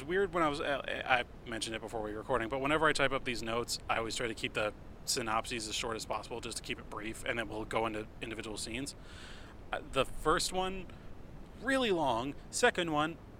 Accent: United States; We are American

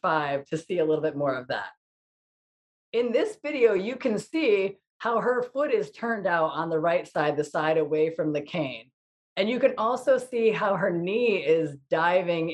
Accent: Ansonia, Connecticut, United States; I am hosting this show from my hometown in Ansonia, Connecticut

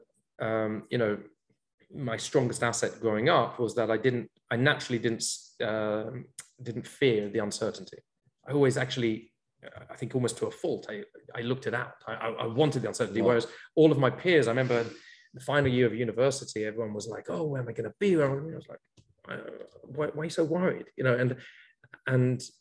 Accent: London, United Kingdom; moved away as an adult; now in Israel; I grew up in London, and I've been living here in Israel now for almost 23 years

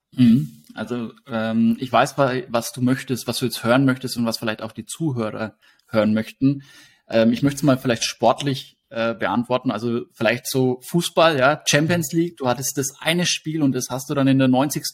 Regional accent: Hersbruck, Bavaria, Germany; in den Ort, wo ich herkomme, also Hersbruck

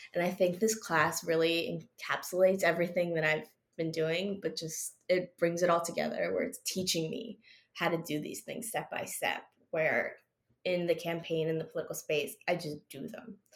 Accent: New Jersey, United States; also born or lived in Maryland; being in my home state

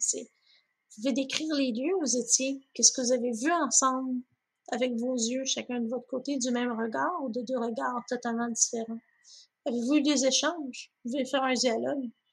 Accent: 450 North, Quebec, Canada; moved away as an adult; also born or lived in Longueuil / Brossard; now in Waterloo, Canada; pour moi qui venait du 450 Nord, donc Laval, de Montagne, Ocas, Saint-Eustache, c'est tout ce que je connaissais

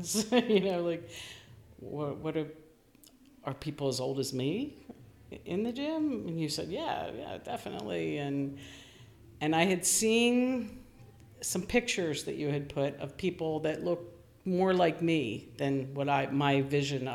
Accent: Westchester, New York, United States; I'm from Westchester

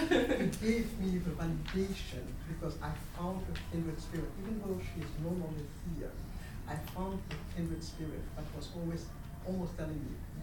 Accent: Harlem, New York, United States; I'm from Harlem.

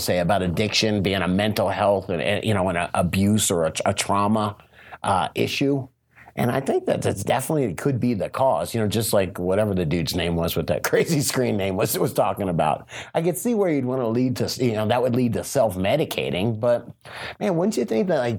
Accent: South Florida, United States; I'm from South Florida

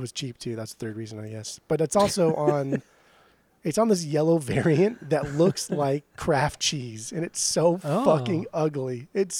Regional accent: Orange County, Southern California, United States; we grew up in the California beach

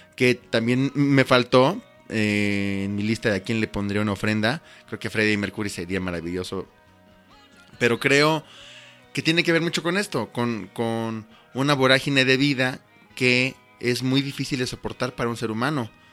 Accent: Mexico; como mexicanos

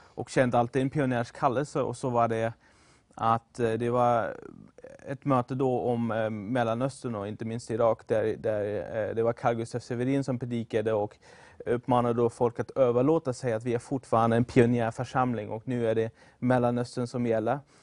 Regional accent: Germany; moved away as an adult; also born or lived in Sweden; jag kommer från Tyskland ursprungligen. Kom till Sverige 2013 för att gå på bibelskolan

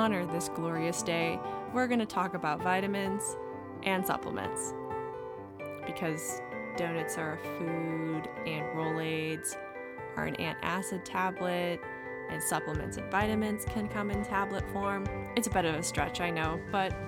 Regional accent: United States; we're from the United States

